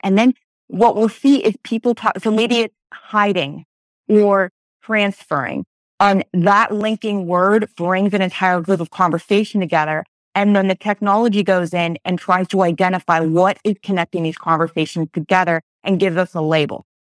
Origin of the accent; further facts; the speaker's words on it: Pennsylvania, United States; I'm from Pennsylvania